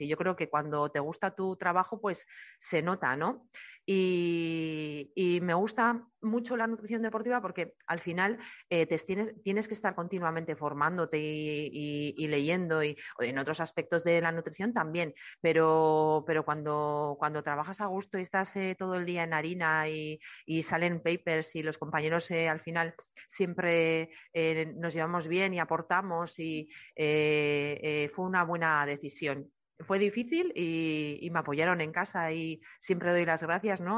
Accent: Eibar, Basque Country, Spain; yo soy de Eibar y he vivido, he nacido y he vivido toda la vida allí

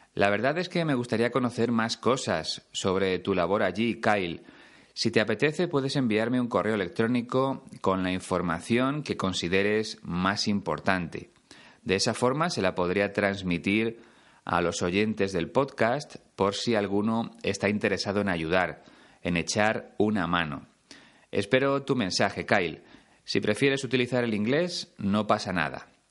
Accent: Spain; ya no existe en mi país

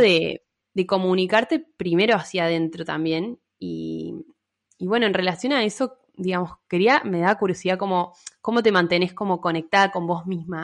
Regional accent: Mendoza, Argentina; now in Córdoba, Argentina; soy de Mendoza, pero vivo en Córdoba

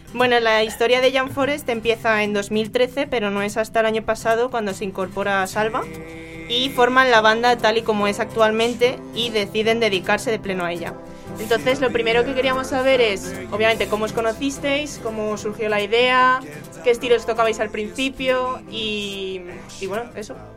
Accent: Canencia, Community of Madrid, Spain; el Good Folk que se celebra en Canencia, que como algunos saben es mi pueblo.

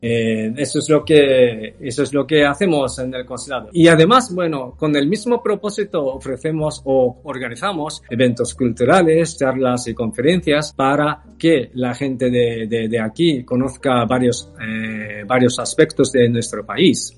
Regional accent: Kyoto, Japan; Spanish is a second language; moved away as an adult; also born or lived in Tokyo / Zaragoza, Spain / Uruguay / Chile; now in Barcelona, Spain; yo crecí en Kioto, nací en Tokio y crecí en Kioto

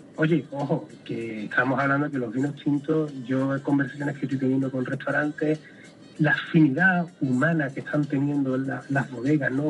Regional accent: Andalusia, Spain; somos nosotros los andaluces

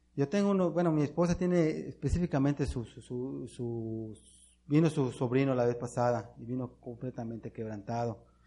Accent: Mexico; nosotros como mexicanos

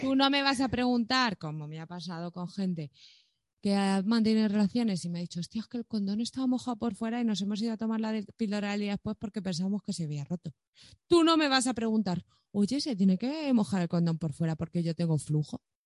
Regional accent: Madrid, Community of Madrid, Spain; tú y yo somos dos chavales de Villaverde

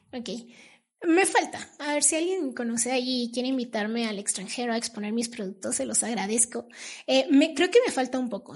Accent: Mexico; somos mexicanos, tenemos cultura por ser mexicanos independientes

